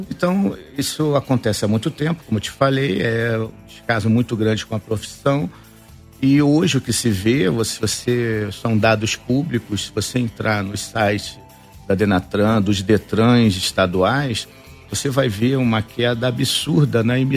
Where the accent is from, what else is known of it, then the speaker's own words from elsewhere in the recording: Rio de Janeiro, Brazil; Eu vim do Rio, a minha empresa fica no Rio, eu sou carioca, e eu vim de carro.